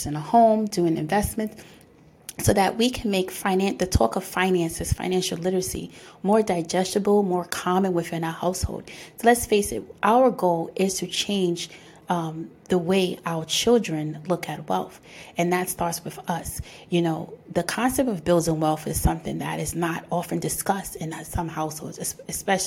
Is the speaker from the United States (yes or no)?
yes; New York City, New York, United States; I'm born and raised in the Bronx